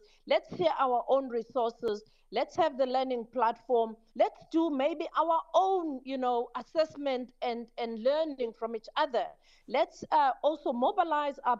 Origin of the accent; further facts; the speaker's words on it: South Africa; I'm from South Africa, I'm from Africa.